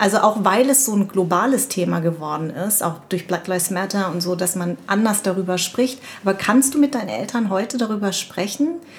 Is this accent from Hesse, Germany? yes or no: yes; Darmstadt, Hesse, Germany; Ich komme von hier, ich bin aus Darmstadt